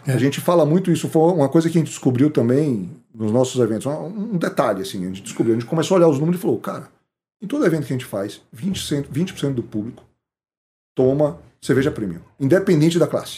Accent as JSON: {"language": "Portuguese", "region": "Bahia", "country": "Brazil", "tie": "born or raised there", "also_born_or_lived": "Chicago, United States / Boston, United States", "moved": "yes", "said": "nós somos baianos"}